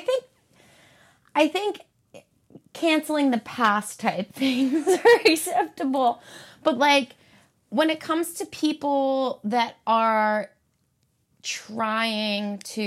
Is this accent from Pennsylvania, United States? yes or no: yes; Philadelphia area, Pennsylvania, United States; I'm from the Philly area